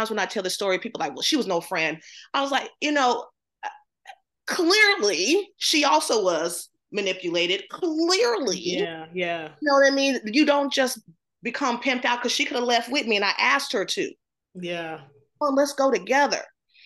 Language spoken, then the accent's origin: English; the South, United States; I grew up in the South, black home